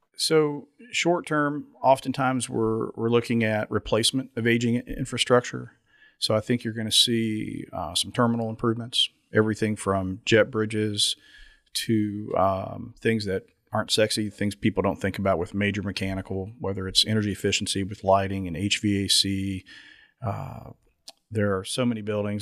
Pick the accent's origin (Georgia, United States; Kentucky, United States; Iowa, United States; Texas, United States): Kentucky, United States; Lexington; my hometown airport